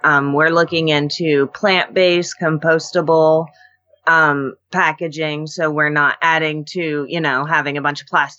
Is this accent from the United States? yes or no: yes; Alaska, United States; I was born and raised in Alaska. This is all I know.